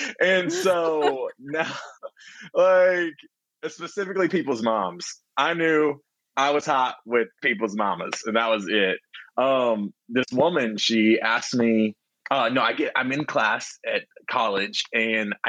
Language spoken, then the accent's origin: English; Texas, United States; now in Los Angeles, United States; I'm from Texas, born and bred